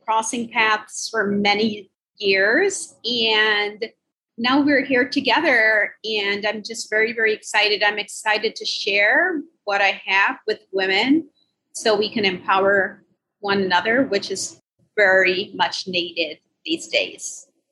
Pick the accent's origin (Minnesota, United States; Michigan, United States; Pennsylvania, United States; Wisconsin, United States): Minnesota, United States; I grew up in Minnesota, went to University of Minnesota